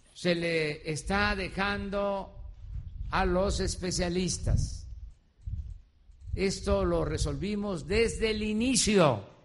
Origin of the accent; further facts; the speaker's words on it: Mexico; Es lo que somos los mexicanos